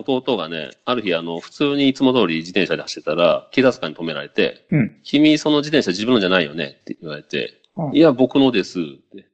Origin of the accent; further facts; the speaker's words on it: Okayama, Japan; moved away; 実家がすごい、まあ、結構岡山の端っこではもう、まあまあ田舎なんよね